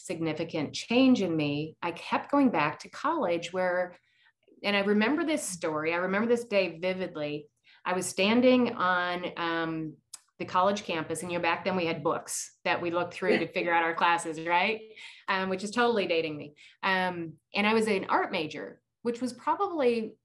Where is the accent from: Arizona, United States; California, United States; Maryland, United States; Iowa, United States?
Iowa, United States; growing up in Iowa